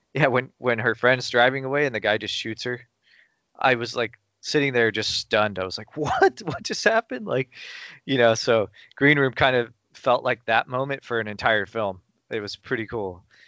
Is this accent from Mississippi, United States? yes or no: no; Burbank, California, United States; I grew up in Burbank, which is kind of a, you know, it's kind of a mecca for film production and stuff